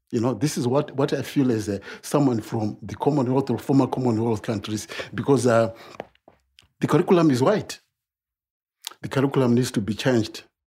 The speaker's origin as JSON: {"language": "English", "country": "Zimbabwe", "tie": "born or raised there", "moved": "as an adult", "lives_now": "United Kingdom", "said": "I was growing up in Zimbabwe"}